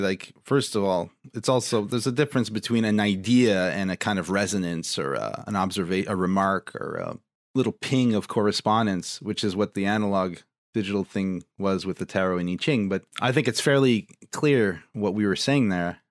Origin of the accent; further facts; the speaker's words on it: Ontario, Canada; my home province